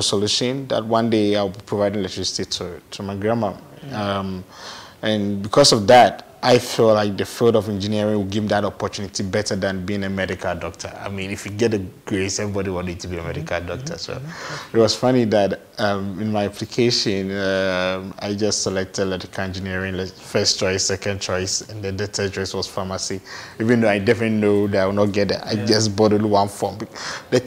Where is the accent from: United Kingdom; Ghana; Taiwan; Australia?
Ghana; Asamankese, Eastern Region; also born or lived in Accra; But I had the chance to be raised by my grandmom in our hometown. Asamankese.